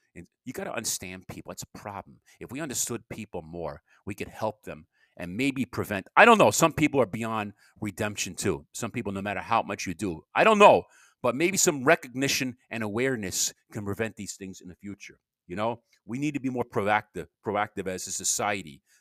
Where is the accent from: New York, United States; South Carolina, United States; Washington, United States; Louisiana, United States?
New York, United States; Long Island; moved away; I was from Long Island